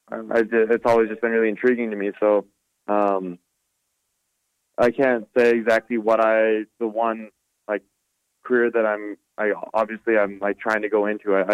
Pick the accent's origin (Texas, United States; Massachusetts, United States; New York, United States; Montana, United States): Montana, United States; Butte; it's a good question for kids growing up in Butte